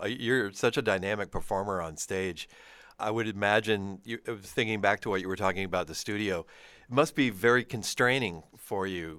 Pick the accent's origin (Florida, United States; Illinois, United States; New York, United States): Florida, United States; Miami; I'm from Miami, so I know Joe Galdo.